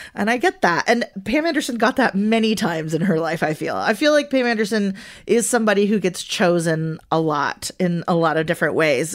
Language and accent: English; Venezuela; first language Spanish; English is a second language; moved away